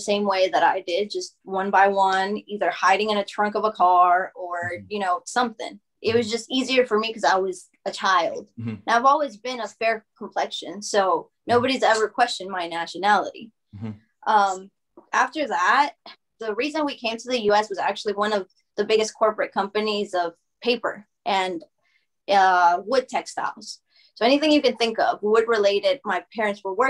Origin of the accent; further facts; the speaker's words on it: Alabama, United States; English is a second language; to move to Alabama